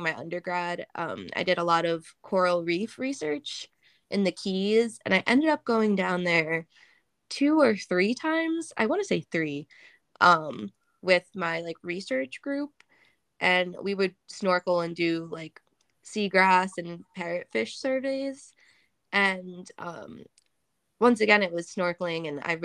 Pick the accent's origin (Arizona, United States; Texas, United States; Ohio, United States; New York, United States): Ohio, United States; I grew up in Ohio